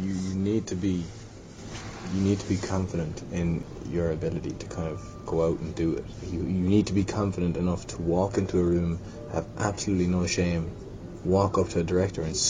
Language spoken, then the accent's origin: English; Limerick, Munster, Ireland; also born or lived in London; growing up in Limerick